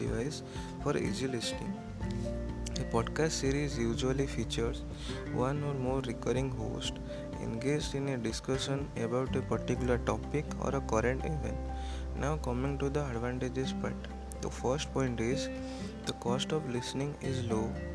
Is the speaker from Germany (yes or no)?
no; India; I am from India